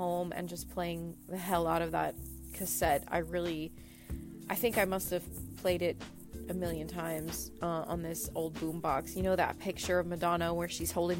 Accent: Brownsville, Texas, United States; I grew up in Brownsville, Texas

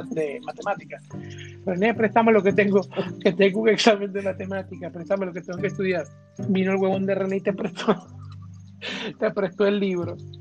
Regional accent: Venezuela; moved away; como los venezolanos nunca nos toca emigrar

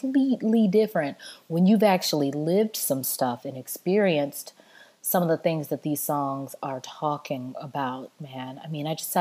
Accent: the South, United States; I'm really Southern

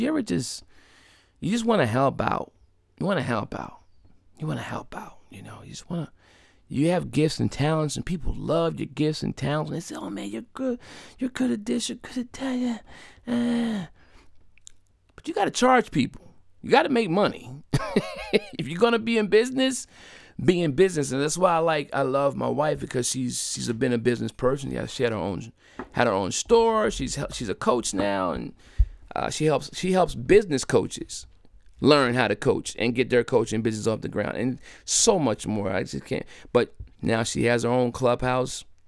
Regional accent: Delaware, United States; my home state of Delaware

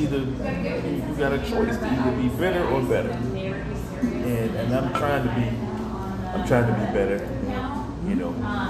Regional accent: Cleveland, Ohio, United States; So the challenges of the Navy, the challenges of growing up in Cleveland, just

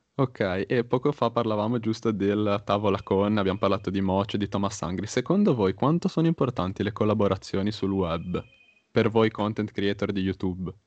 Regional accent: Genoa, Liguria, Italy; io son di Genova

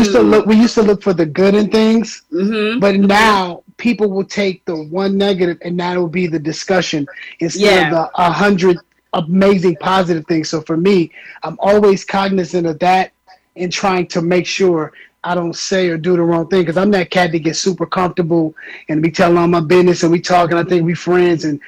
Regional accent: Minneapolis, Minnesota, United States; moved away; also born or lived in Atlanta; I'm from Minneapolis

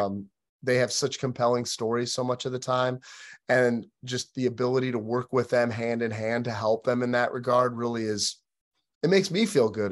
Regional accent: Michigan, United States; moved away as an adult; now in Nashville, United States; I'm actually from Michigan originally

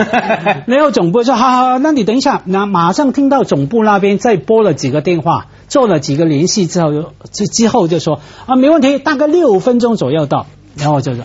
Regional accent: Guangdong, China; 我作为广东人

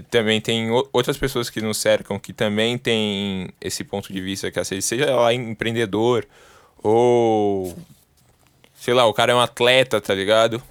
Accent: São Paulo, Brazil; Sou daqui de São Paulo, 011

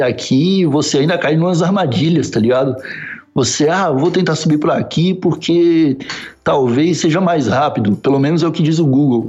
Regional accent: South Region, Brazil; moved away as an adult; also born or lived in São Paulo / Osasco; now in Lisbon, Portugal; do sul do Brasil.

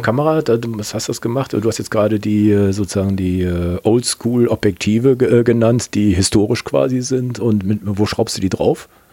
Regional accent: Kempen, North Rhine-Westphalia, Germany; ich komme aus Kempen bei Krefeld

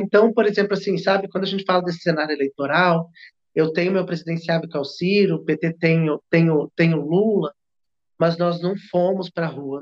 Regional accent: Brazil; a gente, enquanto brasileira

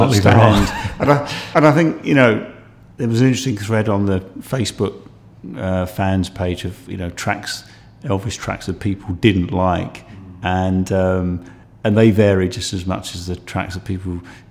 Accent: United Kingdom; coming from the South myself

